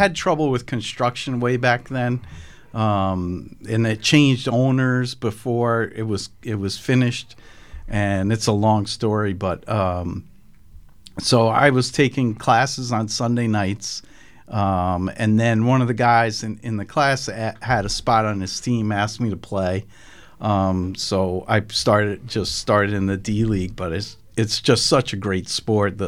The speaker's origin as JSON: {"language": "English", "town": "New Fairfield", "region": "Connecticut", "country": "United States", "tie": "born or raised there", "also_born_or_lived": "Syracuse / New York City / Danbury", "said": "I actually grew up right next door in New Fairfield."}